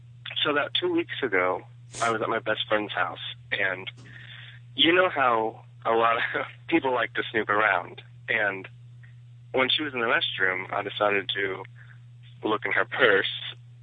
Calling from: Florida, United States; I'm calling from Florida.

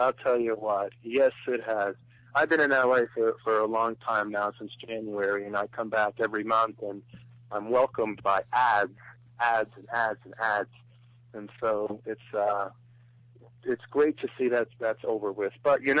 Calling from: Ohio, United States; also born or lived in Los Angeles; I'm calling from Ohio, actually.

